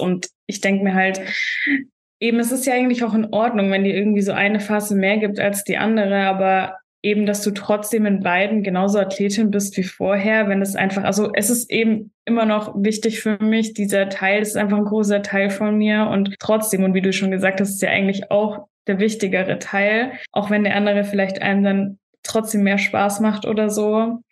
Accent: Stuttgart, Baden-Württemberg, Germany; moved away as an adult; now in Vienna, Austria; ich komme eigentlich aus Deutschland, aus Stuttgart und wohne auch erst seit zwei Jahren in Wien.

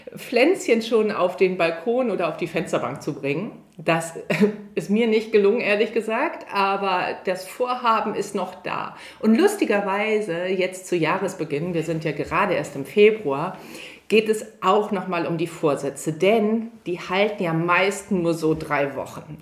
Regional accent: Hamburg, Germany; dass ich in Hamburg geboren wurde

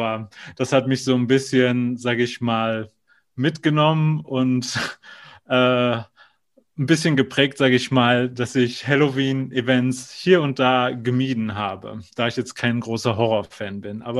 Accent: North Rhine-Westphalia, Germany; Also ursprünglich komme ich ja aus Nordrhein-Westfalen, also da bin ich geboren und aufgewachsen sozusagen.

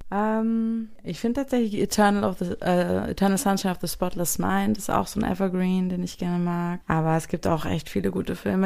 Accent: Frankenberg, Hesse, Germany; now in Hamburg, Germany; ich bin halt äh, ursprünglich aufgewachsen in Frankenberg, was sozusagen noch kleiner ist als Marburg

